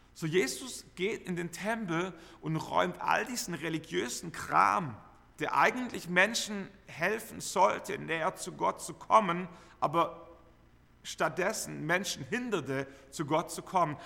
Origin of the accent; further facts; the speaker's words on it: Germany; Wir, wir kennen Enthusiasmus als Deutsche